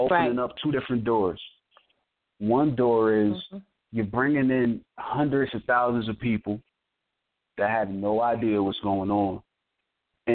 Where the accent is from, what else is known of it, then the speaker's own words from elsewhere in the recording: New Jersey, United States; I'm from Jersey